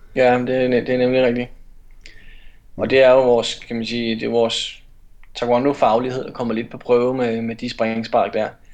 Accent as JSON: {"language": "Danish", "area": "North Zealand", "region": "Capital Region of Denmark", "country": "Denmark", "also_born_or_lived": "Herlev / Aarhus / Esbjerg", "lives_now": "Copenhagen, Denmark", "said": "jeg er fra Nordsjælland, så flyttede jeg tilbage til København"}